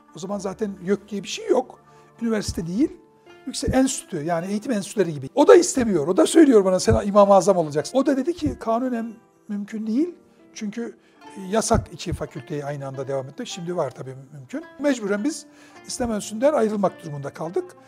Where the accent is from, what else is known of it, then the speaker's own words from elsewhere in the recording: Maçka, Trabzon, Turkey; Esiroğlu bizim köyün nahiyesi, küçük bir nahiye.